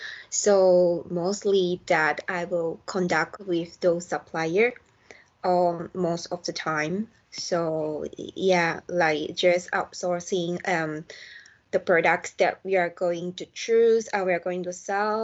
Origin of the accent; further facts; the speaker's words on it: Malaysia; now in Ireland; I'm from Malaysia